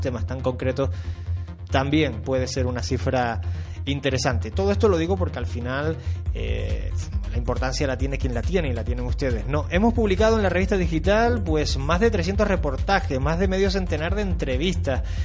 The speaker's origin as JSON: {"language": "Spanish", "region": "Canary Islands", "country": "Spain", "said": "aquí somos en Canarias muy, muy, muy, muy murgueros"}